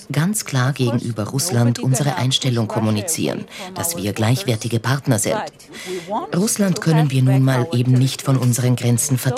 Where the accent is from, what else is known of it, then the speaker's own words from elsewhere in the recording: Georgia; wir als Georgier